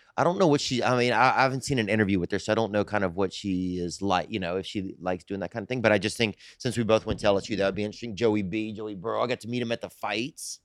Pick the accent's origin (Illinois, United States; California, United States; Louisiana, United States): Louisiana, United States; I'm from Louisiana